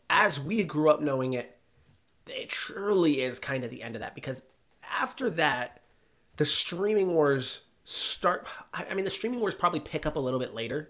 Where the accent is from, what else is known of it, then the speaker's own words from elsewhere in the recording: outside of the Boston area, Massachusetts, United States; I grew up outside of the Boston area